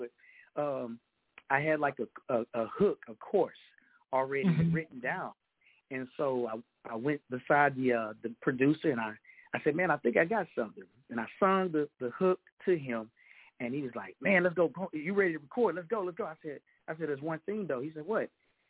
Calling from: Texas, United States; I am calling from the Lone Star State, Texas, the greatest state in the United States on this mainland.

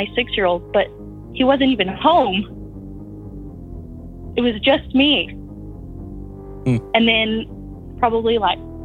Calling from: West Texas, United States; I'm calling from West Texas.

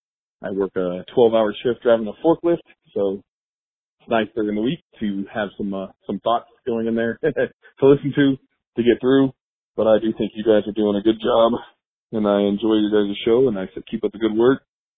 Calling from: Logan, Utah, United States; I'm calling from Logan, Utah

